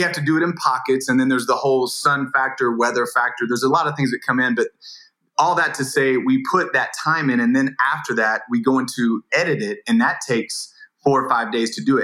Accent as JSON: {"language": "English", "region": "Indiana", "country": "United States", "tie": "born or raised there", "said": "move from California to Indiana, my hometown"}